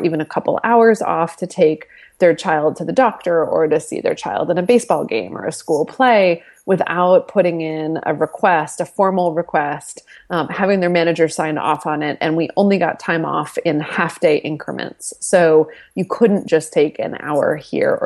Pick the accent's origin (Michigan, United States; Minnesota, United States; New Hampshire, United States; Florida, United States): New Hampshire, United States; moved away as an adult; also born or lived in Southern California; now in New York, United States; I grew up in New Hampshire. I am an East Coast girl